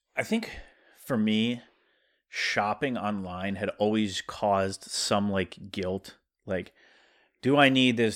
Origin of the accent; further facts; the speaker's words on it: South Dakota, United States; accent: South Dakota; my South Dakota accent